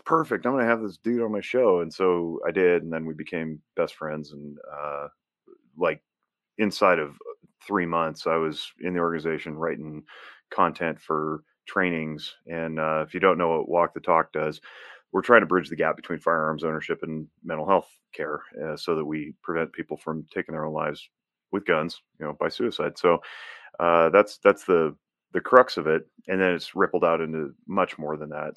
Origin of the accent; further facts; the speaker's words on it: Northern Nevada, United States; I was born and raised in Northern Nevada. I'm a fifth generation Nevadan